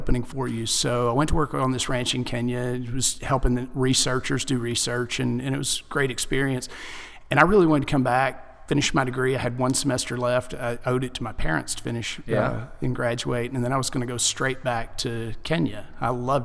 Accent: Paris, Texas, United States; I'm from Paris, Texas. Born and raised. Five generations, both sides of the family

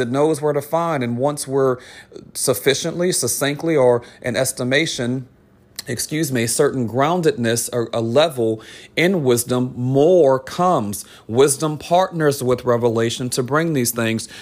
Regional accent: New Orleans, Louisiana, United States; I'm from New Orleans

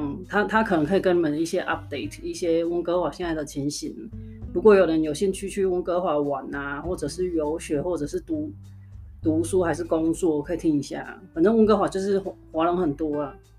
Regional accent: Kaohsiung, Taiwan; now in Canada; 他是高雄的，跟我一样，所以我们讲话的口音是很相似的。

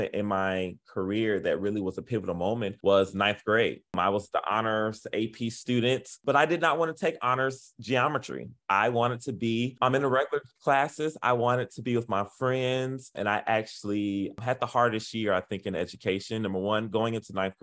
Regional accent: Miami, Florida, United States; moved away as an adult; also born or lived in Charlotte, North Carolina; now in Memphis, United States; I'm originally from Miami-Dade, Florida.

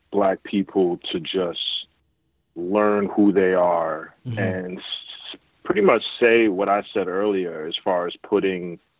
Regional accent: Jamaica; yeah, that that's just my connection because I'm Jamaican.

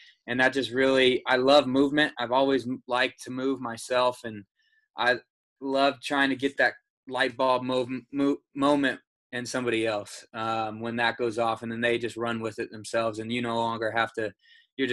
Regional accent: Carmel, Indiana, United States; moved away as an adult; now in Nashville, United States; I'm from Carmel, Indiana, and I've been here for about 2 years

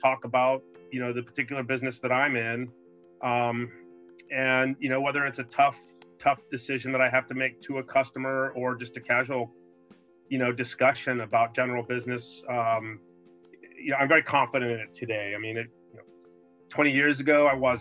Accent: El Paso, Texas, United States; now in San Francisco Bay Area, United States; I grew up in El Paso

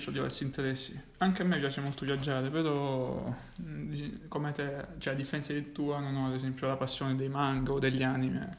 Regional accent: Francavilla Fontana, Apulia, Italy; siamo entrambi pugliesi

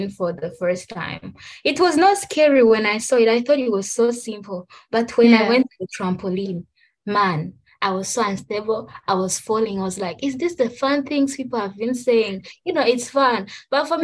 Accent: Rwanda; I'm from Rwanda

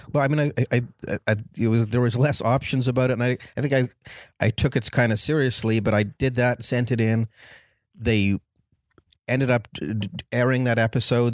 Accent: Montreal, Quebec, Canada; moved away as an adult; I'm from Canada, so I was in Montreal for, I was in Montreal for way too many years

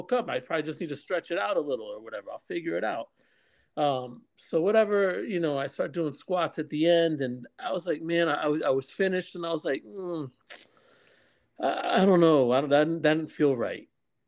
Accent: New Jersey, United States; Oh, you American? Yeah, I'm from Jersey, too.

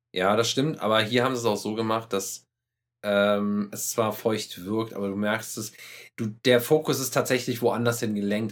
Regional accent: Germany; wir kommen ja so aus der Burgenregion hier mhm. und äh, in Deutschland äh, am Rhein.

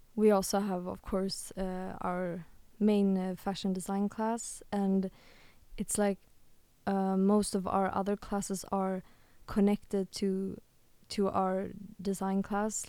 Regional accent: Stockholm, Stockholm County, Sweden; now in The Hague, Netherlands; I come from Sweden or Stockholm, Sweden, and um, my mom was actually offered a job in The Hague

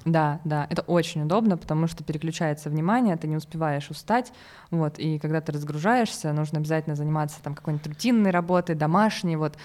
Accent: Voronezh, Voronezh Oblast, Russia; also born or lived in Moscow; я вообще из Воронежа.

